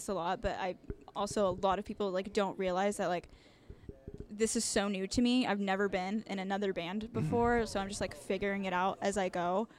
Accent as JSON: {"language": "English", "region": "Texas", "country": "United States", "tie": "born or raised there", "lives_now": "Denton, United States", "said": "My hometown is only an hour and a half away, but I feel like I have to, like, really plan to, like, make a trip there. But so we're, like, technically in Denton, which is right outside of Dallas"}